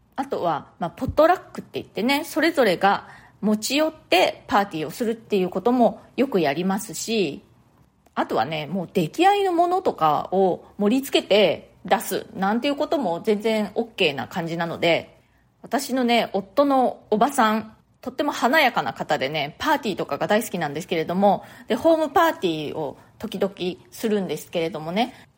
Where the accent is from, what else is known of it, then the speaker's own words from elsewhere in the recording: Japan; moved away as an adult; now in New York, United States; 私の生まれ育ったその日本のね実家